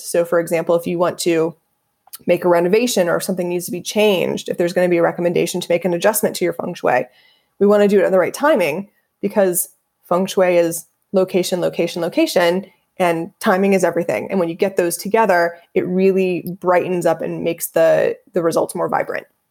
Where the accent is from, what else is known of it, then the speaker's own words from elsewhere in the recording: Dayton, Ohio, United States; moved away as an adult; also born or lived in Los Angeles; I'm born and raised in Dayton, Ohio